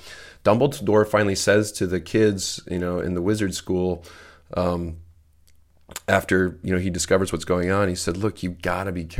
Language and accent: English; Baltimore, Maryland, United States; also born or lived in Detroit; I was born in Detroit when my dad was in medical school. We didn't have a lot of money when I was a kid. We lived in Baltimore, so he was in medical school in Detroit